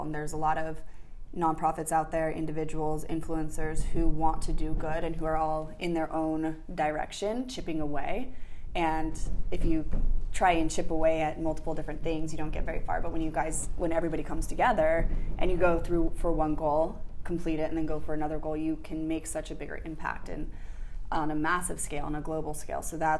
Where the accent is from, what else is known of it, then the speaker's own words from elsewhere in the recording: Park City, Utah, United States; also born or lived in Santa Barbara / Los Angeles; now in San Diego, United States; So San Diego has been my home twice. I moved originally from Park City to Santa Barbara.